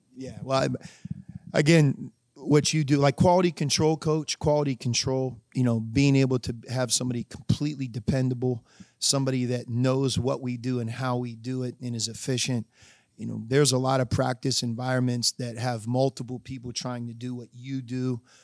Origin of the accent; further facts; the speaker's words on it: Pittsburgh, Pennsylvania, United States; moved away as an adult; also born or lived in Arizona; now in Cincinnati, United States; I grew up in Pittsburgh